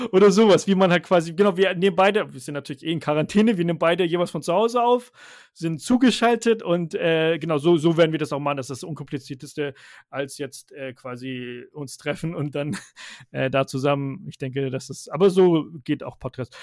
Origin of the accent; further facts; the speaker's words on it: Stuttgart, Baden-Württemberg, Germany; moved away as an adult; now in Rhine-Main area, Germany; ich bin in äh, Stuttgart ganz normal aufgewachsen und geboren, also in Schwabe